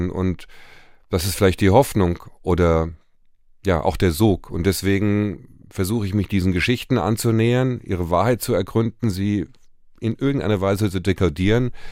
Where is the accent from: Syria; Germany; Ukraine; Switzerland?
Germany; Um sich selber zu begreifen, äh, als Deutscher wird es unumgänglich sein, dass wir uns noch sehr, sehr lange und wahrscheinlich für immer mit den Verbrechen im Dritten Reich beschäftigen